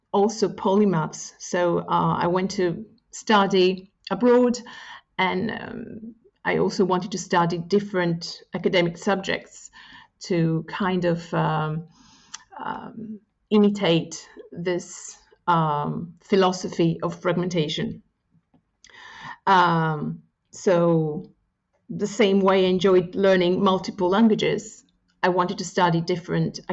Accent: Corfu, Ionian Islands, Greece; first language Greek; English is a second language; moved away as an adult; also born or lived in United Kingdom / China; I come from an island. So both my parents are Greek. And I grew up in a pretty homogeneous community.

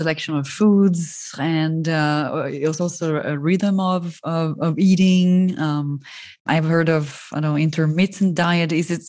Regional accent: Italy; I'm from Italy

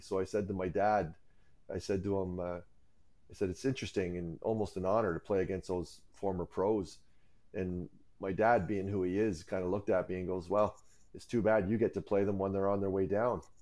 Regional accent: Cayuga, Ontario, Canada; as a kid, I grew up in Cayuga, Ontario, and that's where I am right now

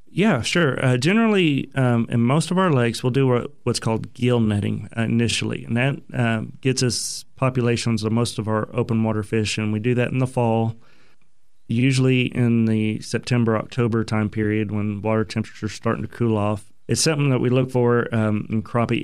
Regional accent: Broken Arrow, Oklahoma, United States; I grew up in Oklahoma, uh, graduated Broken Arrow High School

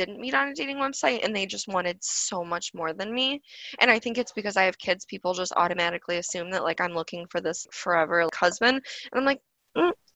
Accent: suburb of Cleveland, Ohio, United States; I'm not from Cleveland. I'm actually from, like, a suburb of Cleveland, but it's very close

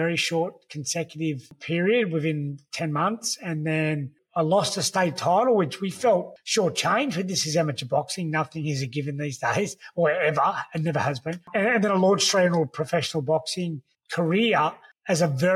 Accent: the Shire, New South Wales, Australia; growing up in the Shire

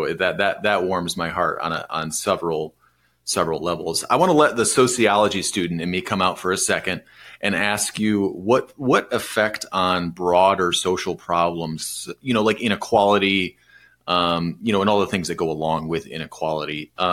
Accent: Michigan, United States; my home state.

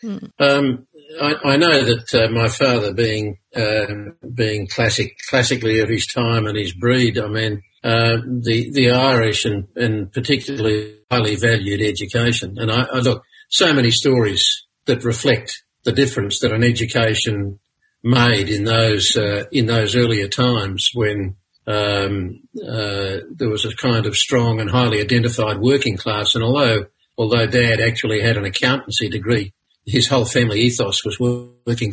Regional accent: Brisbane, Queensland, Australia; also born or lived in Monto, Queensland / Stanthorpe, Queensland / Warwick, Queensland; I was born in Brisbane, but we went bush very soon after I was born.

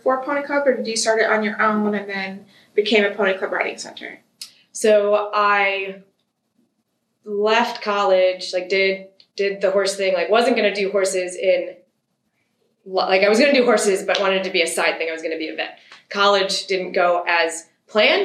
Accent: Michigan, United States; moved away as an adult; now in Wisconsin, United States; I was born in Michigan. By the time I was around, both my parents were in Michigan full time, and then I just moved to Wisconsin post college

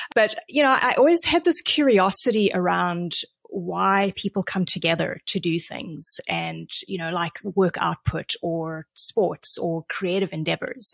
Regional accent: South Africa; also born or lived in Vancouver, Canada; now in San Diego, United States; I grew up in South Africa. I moved to Canada twenty-five years ago

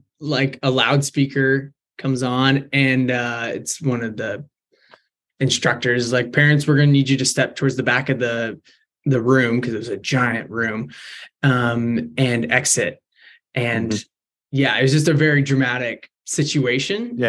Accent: Beaverton, Oregon, United States; born and raised in Beaverton.

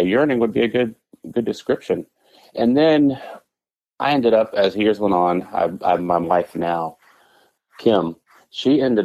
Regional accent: San Antonio, Texas, United States; also born or lived in Dallas, Texas / Indianapolis, Indiana; I grew up in San Antonio, Texas

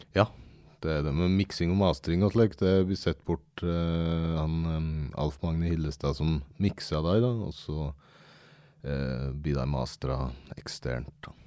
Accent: Aurdal, Innlandet, Norway; now in Fagernes, Norway; Jeg er egentlig fra, fra Aurdal, men eh, nå bor jeg på Fagernes

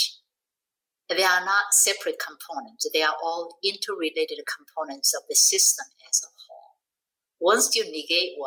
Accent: South Korea; moved away; I'm from Korea

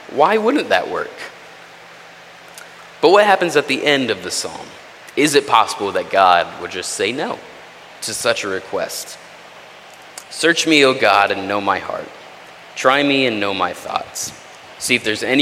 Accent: Texas, United States; I'm from Texas, that's not far from where I grew up.

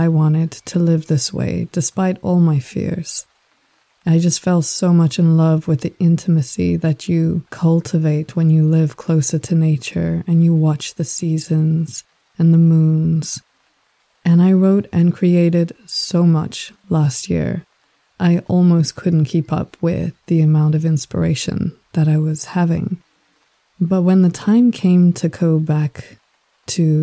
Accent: South Africa; also born or lived in Australia / Sri Lanka; now in Denmark; Growing up in South Africa, very, very far away from any kind of ancestral heritage

